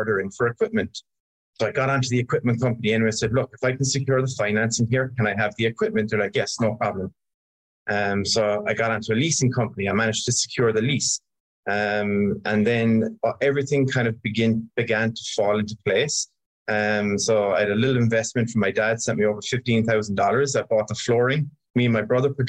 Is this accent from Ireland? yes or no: yes; Ireland; moved away; I grew up in Ireland